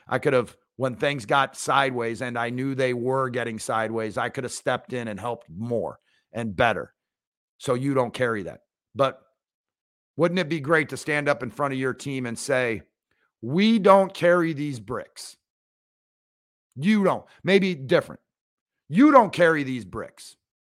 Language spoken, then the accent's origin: English; right outside Seattle, Washington, United States; I grew up right outside Seattle